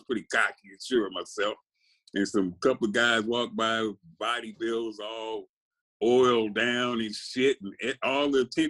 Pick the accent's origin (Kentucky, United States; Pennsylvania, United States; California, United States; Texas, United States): California, United States; Compton; also born or lived in Little Rock, Arkansas; I grew up in Compton. I was born in Arkansas, though. I was born in Little Rock, Arkansas, but we moved to Compton, you know, when I was about 2 years old